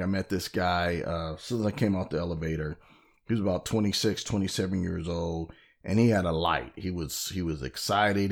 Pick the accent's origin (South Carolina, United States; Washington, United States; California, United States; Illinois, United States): California, United States; I'm from California